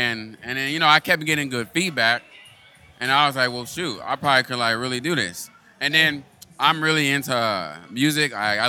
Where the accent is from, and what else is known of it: San Diego, California, United States; born or raised there; also born or lived in Lansing, Michigan